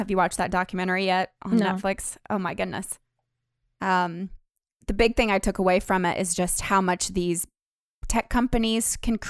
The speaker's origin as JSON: {"language": "English", "town": "Nashville", "region": "Tennessee", "country": "United States", "tie": "born or raised there", "said": "it was founded in 1894 in my hometown of Nashville, Tennessee."}